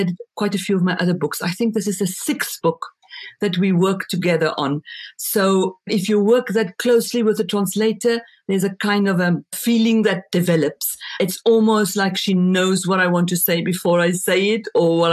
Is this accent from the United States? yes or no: no; South Africa; first language Afrikaans; English is a second language; moved away as an adult; now in France; my mother tongue, which is Afrikaans